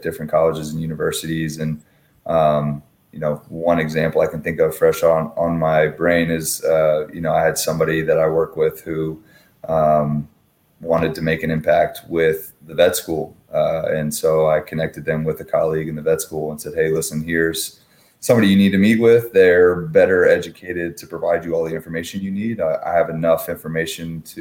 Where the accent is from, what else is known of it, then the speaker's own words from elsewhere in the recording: Fairfax, Virginia, United States; moved away; Born and raised in Fairfax.